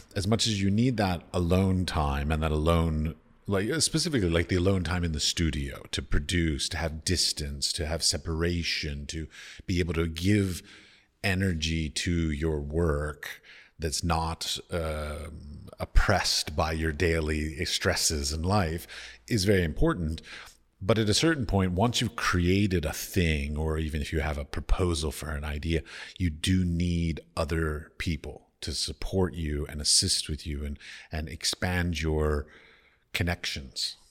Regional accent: Washington, District of Columbia, United States; moved away; I come from, I grew up in Washington, D C

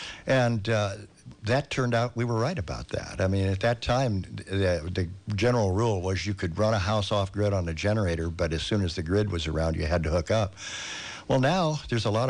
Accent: Southern California, United States; moved away; I grew up in Southern California

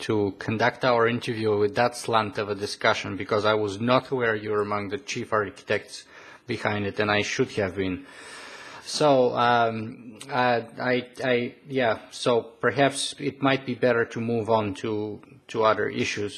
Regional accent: Bulgaria; moved away; I come originally from Bulgaria

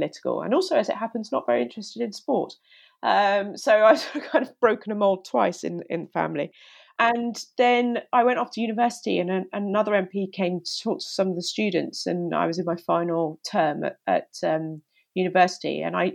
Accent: Hythe, South East England, United Kingdom; I grew up in Hythe in Kent, and I went to school in Folkestone.

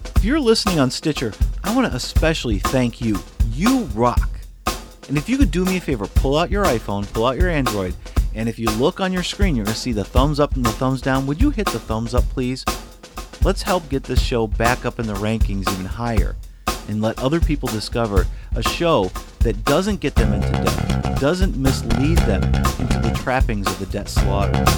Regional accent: St. Louis, Missouri, United States; my hometown. It's actually here in Saint Louis

